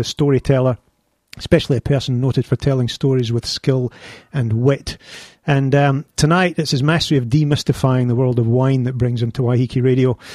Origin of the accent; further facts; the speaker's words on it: Glasgow, Scotland, United Kingdom; accent: Scottish; Glasgow's my hometown